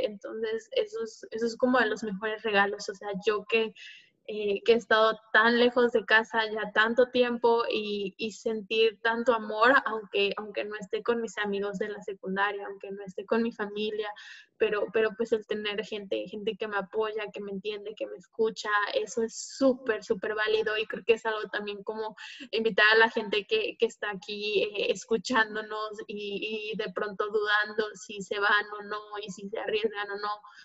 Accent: Mexico; moved away; somos tantos mexicanos

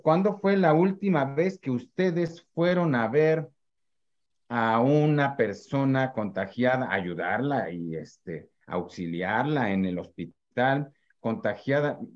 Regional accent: Mexico; como los mexicanos

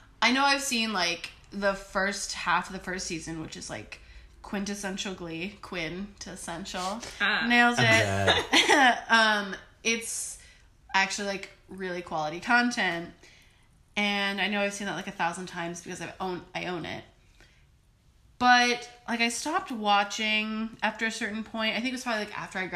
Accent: Ohio, United States; I am from Ohio

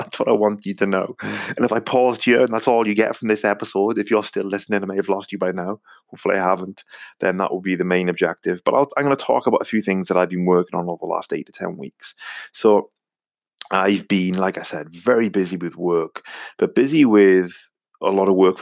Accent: Wales, United Kingdom; accent: Welsh; my strange Welsh accent

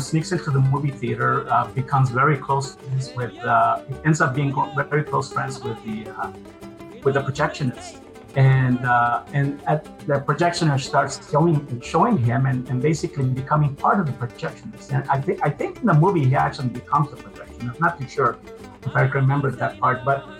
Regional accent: Mexico; moved away; Well, I'm originally from Mexico. My family immigrated to the United States in 1965.

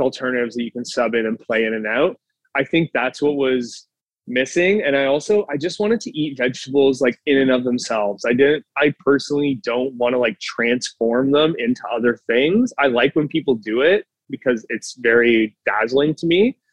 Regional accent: Burlington, Ontario, Canada; now in Toronto, Canada; if I'm from Burlington, doesn't have a lot of certain foods

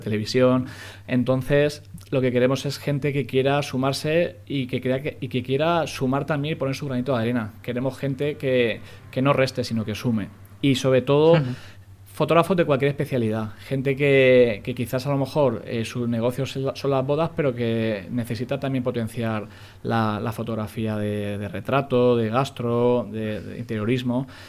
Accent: Spain; somos muy españoles, es la pronunciación

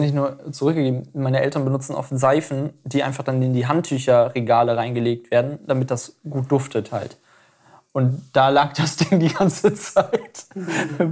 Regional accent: Aurich, Lower Saxony, Germany; der Weihnachtsmarkt in Aurich, allerdings nicht wie er jetzt ist, sondern wie er mir als Kind in Erinnerung geblieben ist

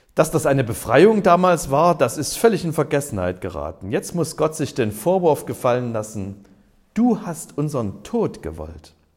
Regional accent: Germany; Ich bin ja in der DDR aufgewachsen

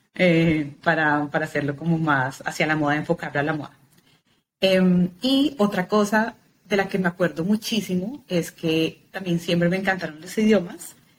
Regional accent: Bogotá, Colombia; nací en Bogotá, Colombia, nací, crecí, es el único lugar donde he vivido

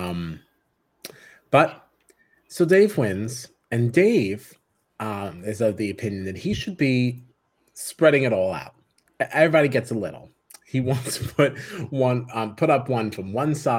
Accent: New York, United States; I'm from New York

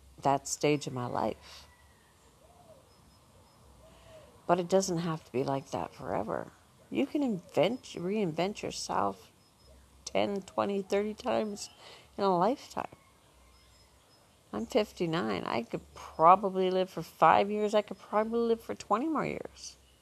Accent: Northern Ontario, Canada; moved away as an adult; we're two women from Ontario, Canada, Northern Ontario, where when we grew up

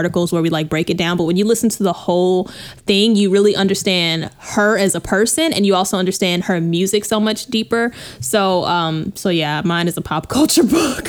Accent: Texas, United States; moved away as an adult; now in California, United States; I'm from Texas.

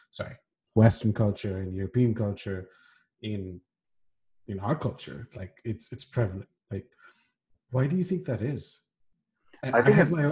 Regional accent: Kuwait; i can recall to you know incidents back home and when we were growing up in Kuwait, where you know there were cliques, right?

